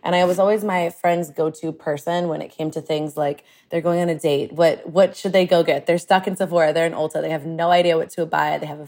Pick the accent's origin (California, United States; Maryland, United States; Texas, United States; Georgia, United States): Texas, United States; Austin; But I grew up in Austin. And when I grew up in Austin back in the day, there was not a lot of diversity here. I'm Lebanese and I was pretty much the diversity